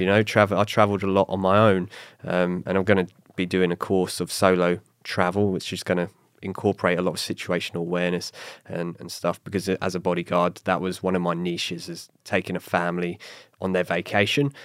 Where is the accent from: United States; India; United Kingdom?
United Kingdom; England; moved away; my heritage as being English